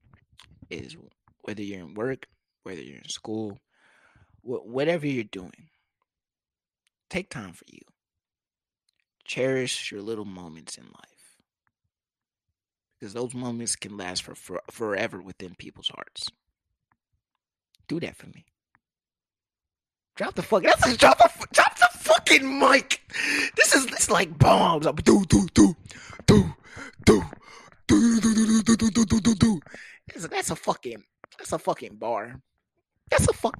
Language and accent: English; United States; I'm not African, but I am black. I'm African American